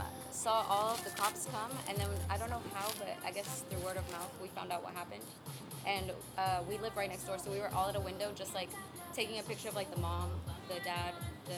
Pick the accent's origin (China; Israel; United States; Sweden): United States; Katy, Texas; also born or lived in Houston, Texas; Houston. Well, it's a little suburb outside of Houston. I was born in Houston, and then I moved to Katy in sixth grade. So, like, a little bit of both. But mostly, I would call myself someone from Katy.